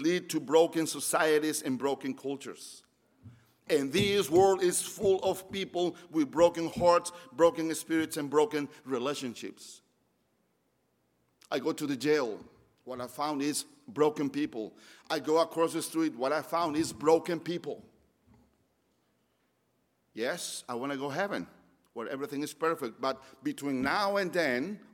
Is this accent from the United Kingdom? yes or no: no; Mexico; moved away as an adult; now in Roanoke, United States; I'm from Mexico. I moved 15 years ago